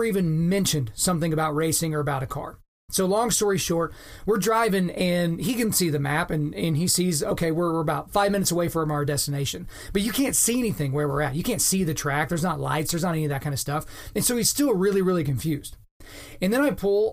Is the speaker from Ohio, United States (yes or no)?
no; Lawton, Oklahoma, United States; moved away; it's my hometown